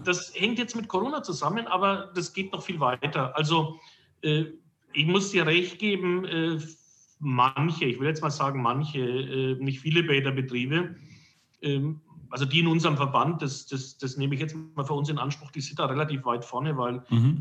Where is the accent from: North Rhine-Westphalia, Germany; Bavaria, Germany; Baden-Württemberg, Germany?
Bavaria, Germany; Herzogenaurach; ich bin gebürtiger Herzogenaurach